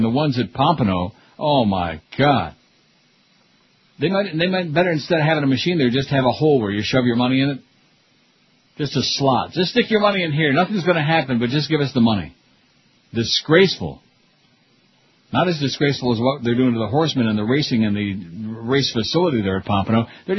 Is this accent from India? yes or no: no; Canada; I'm Canadian. I'm not too sexual, eh?